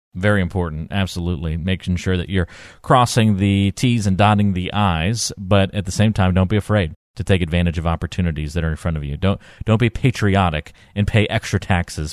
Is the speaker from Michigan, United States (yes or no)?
no; North Carolina, United States; I grew up in North Carolina, but my parents are, uh, are from New Jersey